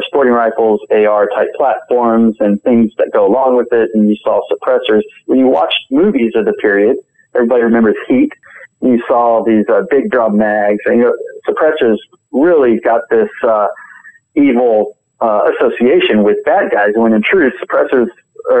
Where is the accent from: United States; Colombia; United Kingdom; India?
United States; Virginia; also born or lived in North Carolina; now in Illinois, United States; I was raised in Virginia and grew up a lot in North Carolina and such, but yeah, I married into Illinois